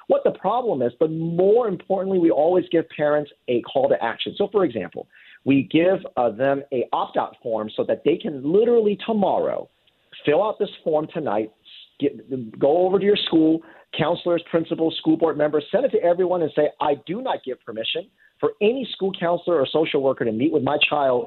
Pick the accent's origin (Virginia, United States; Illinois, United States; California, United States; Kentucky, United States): California, United States; moved away as an adult; now in Indiana, United States; I'm originally from California